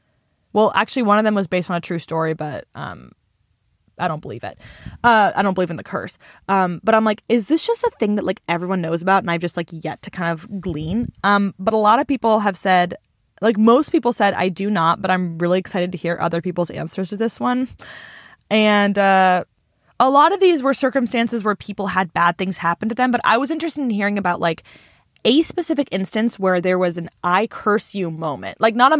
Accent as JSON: {"language": "English", "region": "Illinois", "country": "United States", "said": "And since we're from Central Illinois, they're all just kind of unwoke white ladies"}